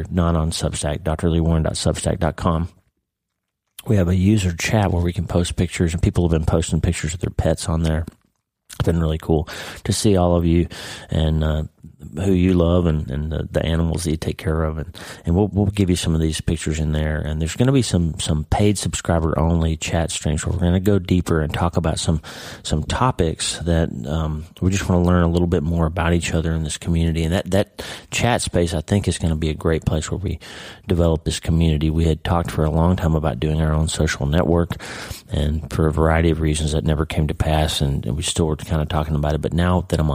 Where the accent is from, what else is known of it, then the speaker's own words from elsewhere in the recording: Oklahoma, United States; moved away; I'm from Oklahoma, right? I grew up in Oklahoma.